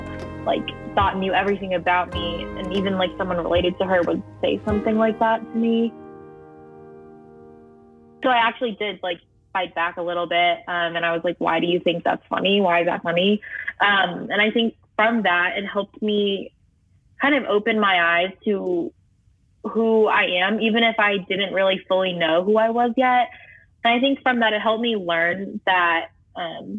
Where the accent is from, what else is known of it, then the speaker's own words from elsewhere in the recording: Fairfax, Virginia, United States; I'm 17, and I'm from Fairfax, Virginia